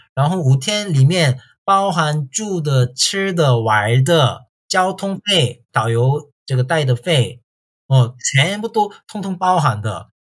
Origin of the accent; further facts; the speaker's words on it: Tongyeong, South Gyeongsang, South Korea; Chinese is a second language; also born or lived in China; 我是在韩国土生土长的韩国人